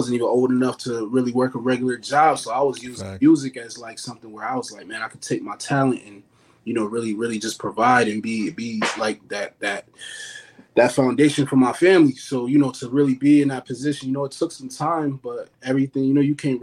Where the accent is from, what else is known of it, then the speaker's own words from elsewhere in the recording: Buffalo, New York, United States; I grew up in Buffalo